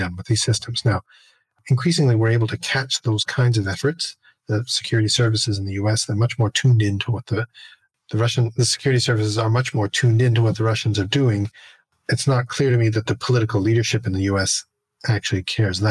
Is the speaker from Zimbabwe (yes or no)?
no; Canada; I'm Canadian